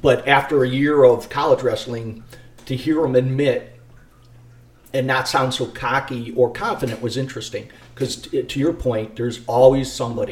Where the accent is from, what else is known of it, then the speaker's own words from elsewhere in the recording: Burbank, Illinois, United States; also born or lived in Chicago, Illinois; I grew up in the city at 57th and Mozart until I was in third or fourth grade, and then we moved to Burbank